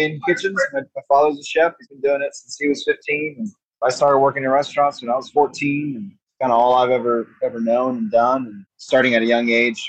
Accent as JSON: {"language": "English", "town": "Austin", "region": "Texas", "country": "United States", "tie": "born or raised there", "also_born_or_lived": "San Francisco", "said": "I was born and raised in Austin"}